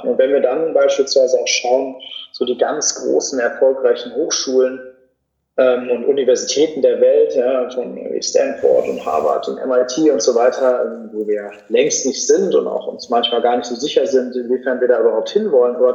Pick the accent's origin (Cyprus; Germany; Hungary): Germany; Cologne, North Rhine-Westphalia; ich bin ja auch in meiner Heimatstadt Köln geblieben, das war aber wenigstens schon mal eine Millionenstadt.